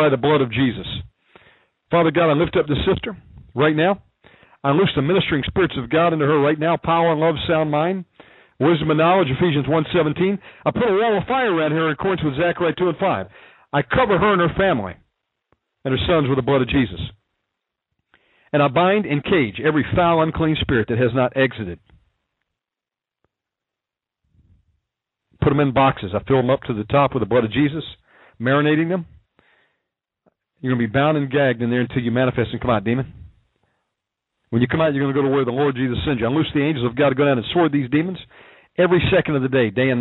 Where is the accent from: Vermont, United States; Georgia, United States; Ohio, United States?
Georgia, United States; accent: southern; moved away; also born or lived in Texas / Alaska / California / Okinawa; I can judge a southern accent. I was born in Georgia. I'm a redneck